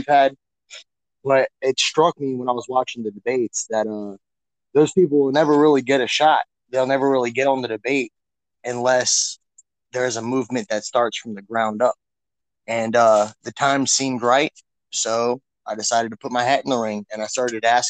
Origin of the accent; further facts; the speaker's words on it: Hampton, Virginia, United States; I'm a carpenter from Hampton, Virginia